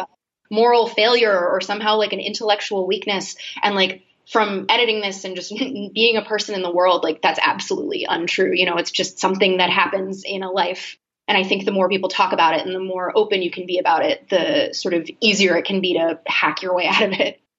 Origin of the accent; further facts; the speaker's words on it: Boston, Massachusetts, United States; I'm from Boston originally, um, a few minutes outside actually